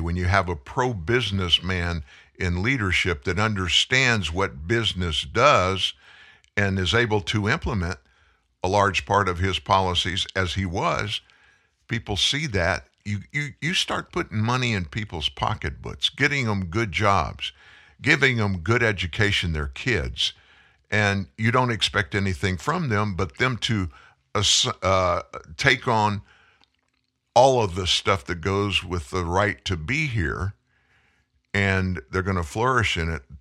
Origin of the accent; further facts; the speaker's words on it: Lafayette, Louisiana, United States; also born or lived in Houston, Texas; I'm from way South. I'm from Lafayette, Louisiana